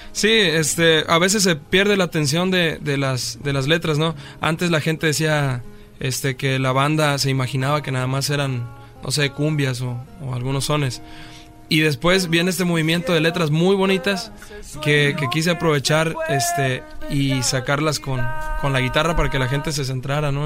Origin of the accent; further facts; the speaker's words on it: Coyuca de Catalán, Guerrero, Mexico; De Guerrero, de un pueblo de la Tierra Caliente de Guerrero que se llama Coyuca de Catalán